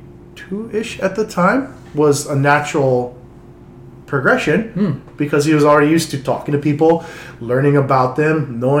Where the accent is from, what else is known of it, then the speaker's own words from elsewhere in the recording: Honolulu, Hawaii, United States; moved away as an adult; also born or lived in East Coast, United States; where we grew up surfing was Waikiki